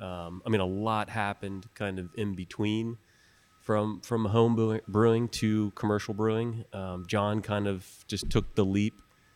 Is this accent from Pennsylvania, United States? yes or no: yes; Mechanicsburg, Pennsylvania, United States; We're both Central Pennsylvania natives, born and raised in Mechanicsburg, Pennsylvania